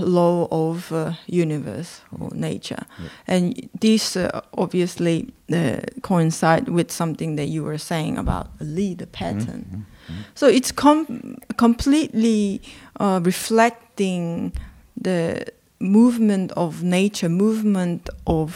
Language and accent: English; South Korea; I was born and raised in South Korea